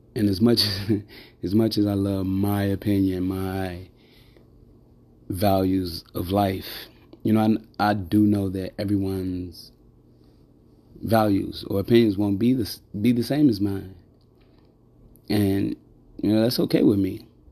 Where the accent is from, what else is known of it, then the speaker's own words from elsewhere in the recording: Chicago, Illinois, United States; I grew up in Chicago most of my life.